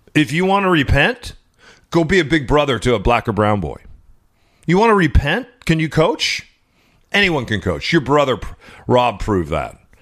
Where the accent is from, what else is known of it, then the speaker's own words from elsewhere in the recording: Seattle, Washington, United States; the streets of my hometown